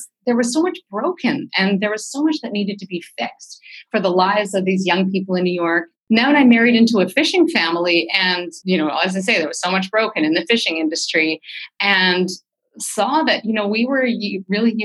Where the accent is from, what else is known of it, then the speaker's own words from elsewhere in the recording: Vancouver, British Columbia, Canada; I'm from Vancouver